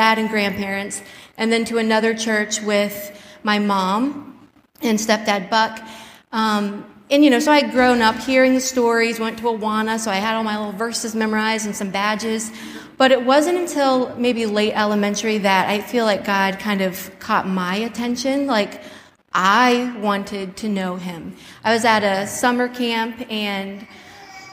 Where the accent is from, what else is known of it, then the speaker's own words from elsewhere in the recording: Spartanburg, South Carolina, United States; moved away; I was born in Spartanburg, South Carolina, to my parents, Bill and Lisa